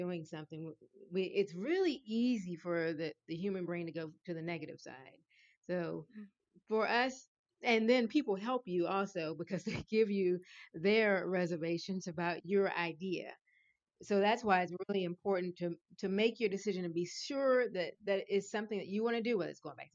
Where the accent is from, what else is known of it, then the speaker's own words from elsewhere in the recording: Richmond, Virginia, United States; moved away as an adult; I'm originally from Richmond, Virginia